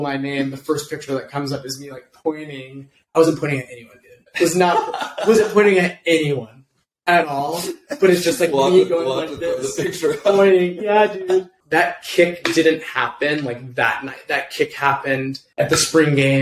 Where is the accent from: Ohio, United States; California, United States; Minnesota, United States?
California, United States; Pasadena; I'm from Pasadena.